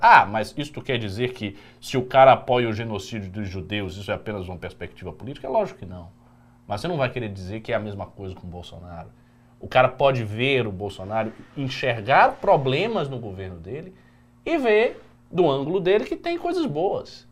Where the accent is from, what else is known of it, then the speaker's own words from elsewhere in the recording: Brazil; a gente, como brasileiro, nós não somos índios. Nós não somos africanos de Angola. Nós somos brasileiros